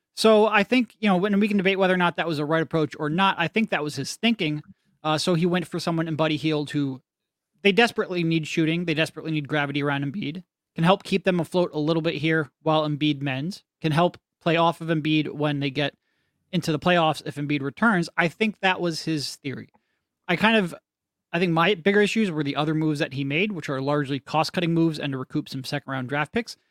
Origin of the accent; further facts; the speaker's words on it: Philadelphia, Pennsylvania, United States; I grew up in Philly. We're all living in Philly